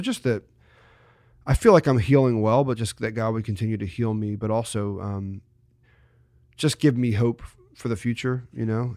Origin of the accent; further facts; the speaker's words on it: New Jersey, United States; I grew up in South Jersey